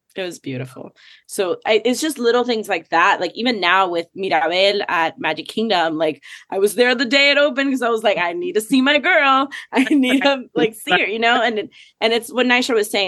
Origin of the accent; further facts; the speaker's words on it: Miami, Florida, United States; also born or lived in Puerto Rico; I grew up in Miami too